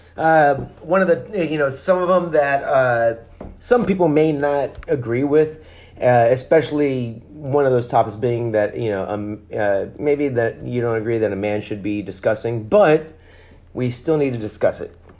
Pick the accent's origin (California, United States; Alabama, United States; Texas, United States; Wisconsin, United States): Texas, United States; we're the Lone Star State.